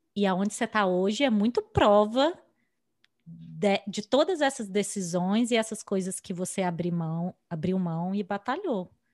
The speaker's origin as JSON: {"language": "Portuguese", "country": "Brazil", "moved": "as an adult", "lives_now": "United States", "said": "a gente aprendeu a fazer currículo no Brasil, aprendeu a fazer entrevista uhum. no Brasil"}